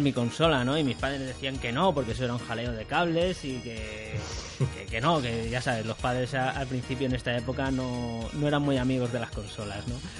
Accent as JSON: {"language": "Spanish", "town": "Alicante", "region": "Valencian Community", "country": "Spain", "said": "soy de Alicante"}